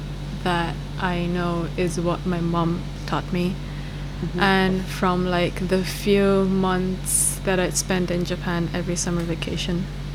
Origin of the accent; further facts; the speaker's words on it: Bhopal, Madhya Pradesh, India; moved away as an adult; So I left when I was 18. And obviously there is a lot of racism. Because I come from Bhopal, which is like in the middle of India, and you don't get to see a lot of foreign looking people there.